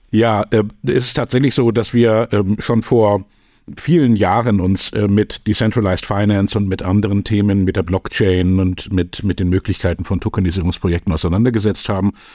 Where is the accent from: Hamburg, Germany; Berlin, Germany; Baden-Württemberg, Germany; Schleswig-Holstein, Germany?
Hamburg, Germany; Ich bin in Hamburg geboren, aufgewachsen in einer Familie, die sich schon immer mit Zukunft beschäftigt hat